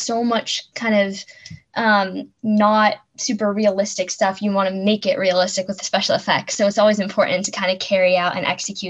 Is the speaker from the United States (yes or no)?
yes; Boston, Massachusetts, United States; from Boston, and you are listening to Kids First Coming Attractions.